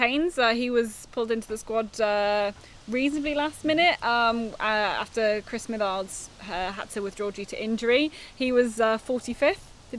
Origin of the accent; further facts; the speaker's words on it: United Kingdom; as a Brit coming over here